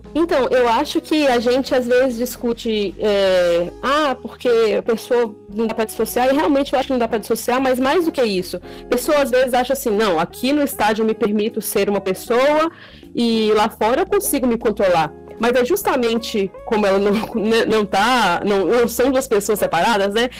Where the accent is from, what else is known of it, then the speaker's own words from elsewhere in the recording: interior of Minas Gerais, Brazil; now in Vila Velha, Brazil; eu sou do interior de Minas, mas eu moro há mais de 10 anos, vai fazer mais de 10 anos, né, no, no Espírito Santo, aqui em Vila Velha